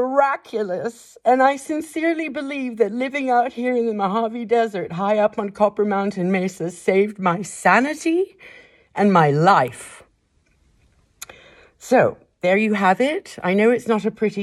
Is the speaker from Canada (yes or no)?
no; Kenya; moved away; my life growing up in Kenya